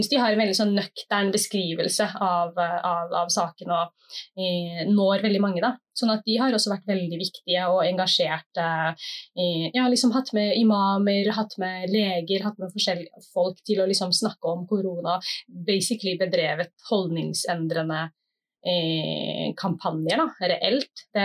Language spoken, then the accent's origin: Norwegian; Somalia; Og jeg kjente jo liksom på kroppen som somalier ute i, ja, ute i offentligheten